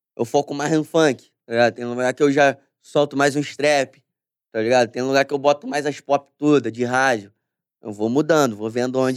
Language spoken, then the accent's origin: Portuguese; Brazil; Eu nunca saí do Brasil